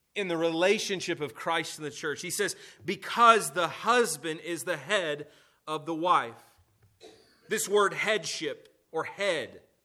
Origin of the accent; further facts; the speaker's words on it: United States; At the heart of being an American is to be rebellious, right? Uh, we, we are the rebellious ones